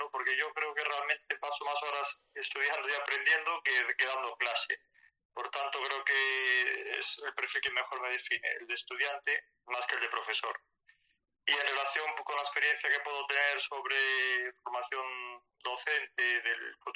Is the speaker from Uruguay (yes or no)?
no; Galicia, Spain; accent: Galician; Como os puede decir mi acento, bueno, de Galicia, estoy en Galicia afincado